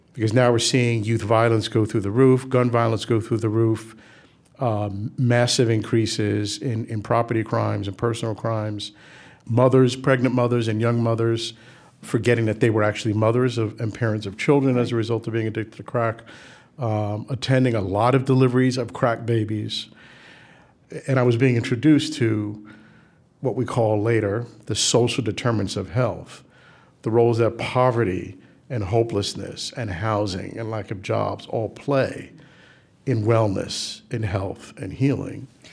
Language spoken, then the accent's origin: English; New York City, New York, United States; we grew up in the South Bronx